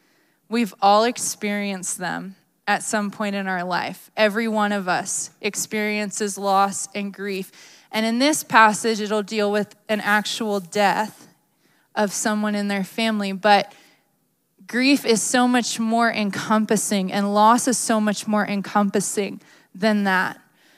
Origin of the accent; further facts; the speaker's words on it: Maryland, United States; I grew up in Maryland, as you guys know, but I wasn't really a crier.